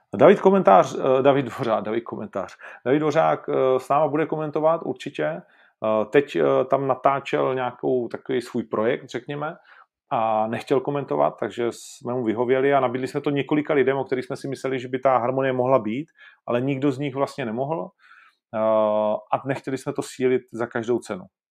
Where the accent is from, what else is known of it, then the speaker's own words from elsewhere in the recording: Ostrava, Moravian-Silesian Region, Czechia; já jsem z Ostravy